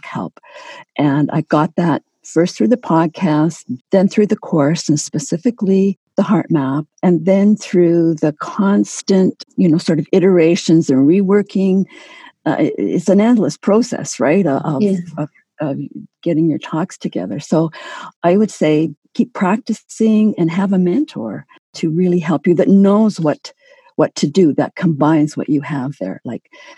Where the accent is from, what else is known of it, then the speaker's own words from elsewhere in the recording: Canada; I'm Canadian